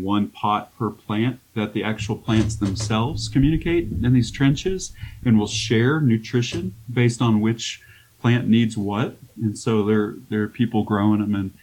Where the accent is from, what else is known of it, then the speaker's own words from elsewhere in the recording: Arkansas, United States; now in Colorado, United States; I grew up in Arkansas too, so like we didn't have hardly anything there